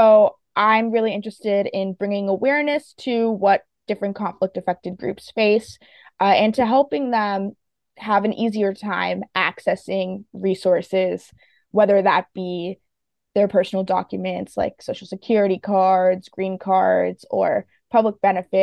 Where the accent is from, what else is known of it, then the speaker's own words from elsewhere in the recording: Fairfax, Virginia, United States; I was born in Fairfax, Virginia, and my dad's Turkish and my mom's Colombian. So I did grow up in a really global household